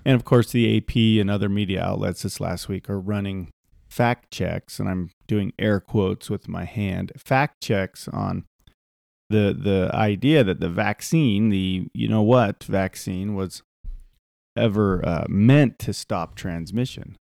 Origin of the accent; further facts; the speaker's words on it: Utah, United States; we're from Utah